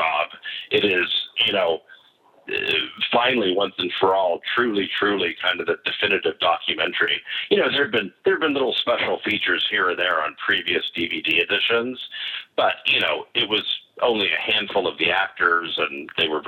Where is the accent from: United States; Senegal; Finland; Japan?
United States; San Diego, California; I grew up in San Diego, California, and I had done some, you know, local theater